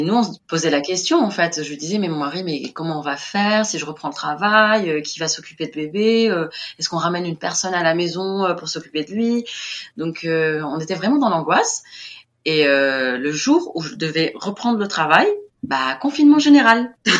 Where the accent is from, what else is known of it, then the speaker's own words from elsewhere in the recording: Tunis, Tunis Governorate, Tunisia; moved away as an adult; now in Kigali, Rwanda; je suis née à Tunis, donc la capitale, et j'ai toujours vécu à Tunis